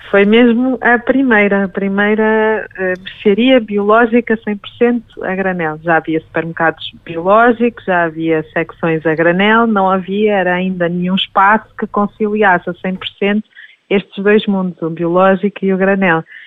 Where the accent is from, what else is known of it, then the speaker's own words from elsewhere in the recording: Minho, Portugal; now in Lisbon, Portugal; eu sou minhota, portanto, vimos os dois de pequenas comunidades tivemos o privilégio de nascer e crescer perto da, da natureza